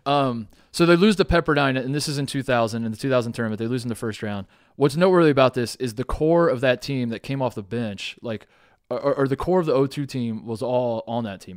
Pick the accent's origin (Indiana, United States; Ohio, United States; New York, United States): Indiana, United States; growing up in Indiana